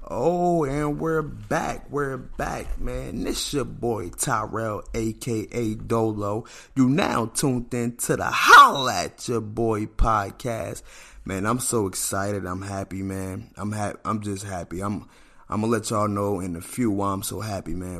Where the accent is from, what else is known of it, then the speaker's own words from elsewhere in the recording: New Jersey, United States; I'm from New Jersey